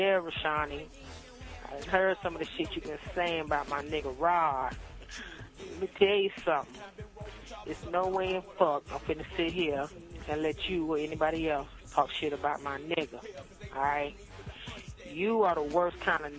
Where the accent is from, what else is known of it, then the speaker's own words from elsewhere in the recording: Miami, Florida, United States; I'm from Miami.